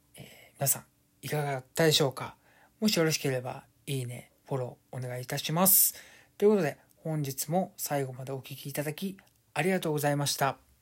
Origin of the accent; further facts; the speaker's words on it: Kansai, Japan; 僕関西出身で